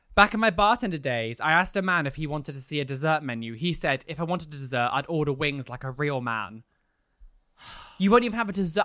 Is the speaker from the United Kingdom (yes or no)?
yes; London, United Kingdom; as a Londoner